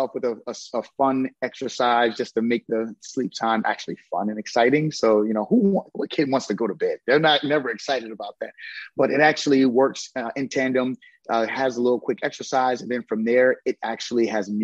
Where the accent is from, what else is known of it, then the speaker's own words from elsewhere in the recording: New Brunswick, New Jersey, United States; moved away; also born or lived in Atlanta; I'm from New Brunswick